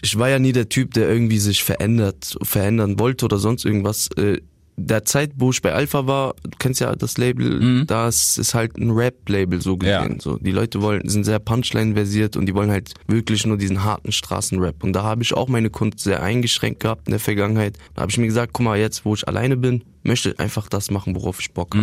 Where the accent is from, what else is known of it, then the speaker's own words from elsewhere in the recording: Wiesbaden, Hesse, Germany; also born or lived in Bielefeld; ich bin da geboren in Bielefeld und dann sind wir früh, also meine Mutter und ich, äh, nach Wiesbaden gezogen und seitdem lebe ich dort